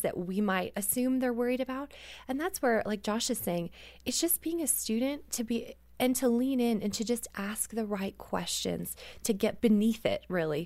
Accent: Canada; I grew up in Canada

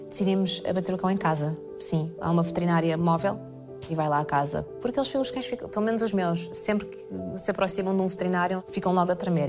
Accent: Portugal; moved away; sou portuguesa

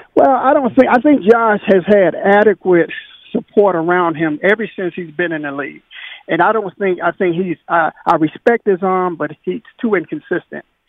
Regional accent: Chicago, Illinois, United States; now in South Carolina, United States; I live in South Carolina, but I'm originally from Chicago

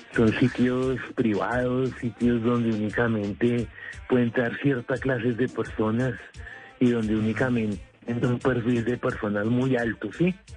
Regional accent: Colombia; lucho por mis hijos y por mi familia para poder trabajar como todo colombiano

